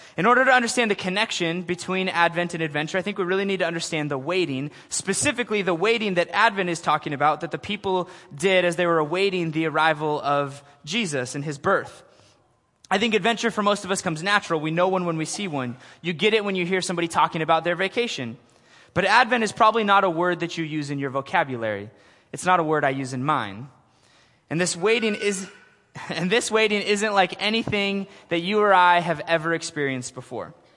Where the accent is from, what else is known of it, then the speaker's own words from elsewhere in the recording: Portland, Oregon, United States; I am from Portland, Oregon